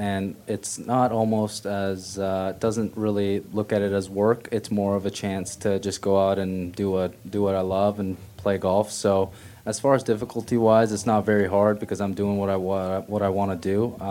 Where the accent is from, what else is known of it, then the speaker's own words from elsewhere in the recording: South Korea; Just not being able to visit Korea and going back to my home country as much is the only thing that hurts me a little bit sometimes.